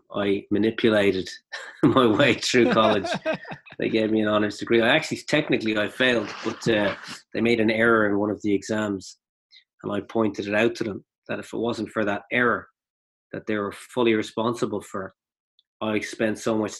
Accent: Dublin, Leinster, Ireland; also born or lived in County Meath / Japan; I grew up in Rathfarnham.

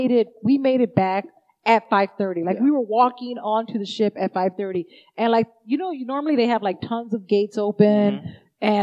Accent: Arizona, United States; I was like, Arizona.

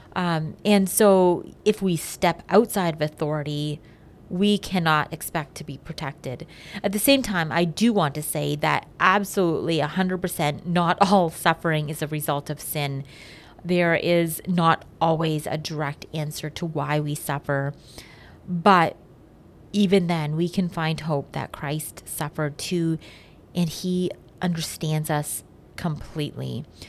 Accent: Canada; as Canadian citizens

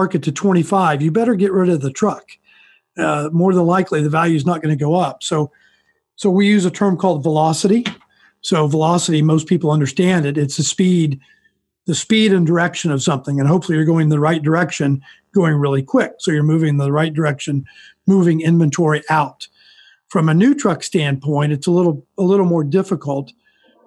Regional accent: Kansas, United States; I'm from Kansas. I've stayed in Kansas my entire life.

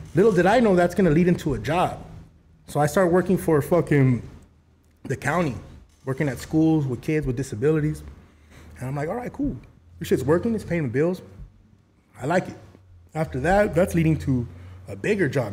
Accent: El Monte, California, United States; I grew up in Monte

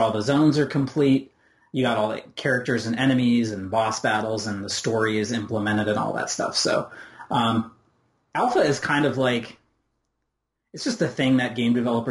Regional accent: Rochester, New York, United States; moved away as an adult; now in Indiana, United States; I grew up in Rochester, New York

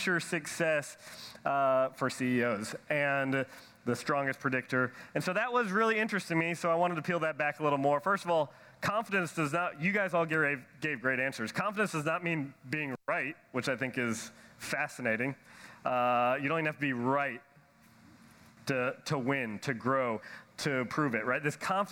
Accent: Nashville, Tennessee, United States; I'm from Nashville, Tennessee.

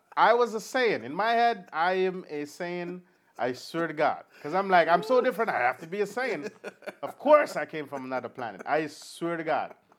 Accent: Jamaica; It's my accent. It's fine. I'm Jamaican.

